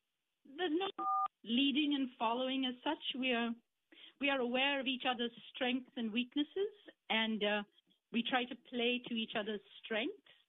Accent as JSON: {"language": "English", "country": "India", "moved": "yes", "said": "I am originally from India"}